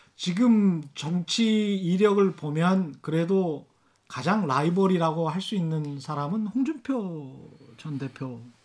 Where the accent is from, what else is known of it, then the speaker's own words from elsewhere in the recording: Yeosu, South Jeolla, South Korea; 제가 전라남도 요수인데요.